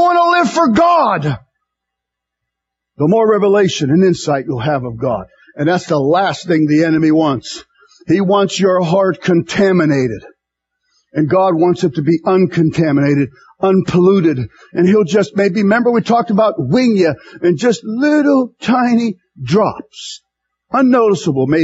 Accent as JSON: {"language": "English", "country": "United States", "said": "American Christians"}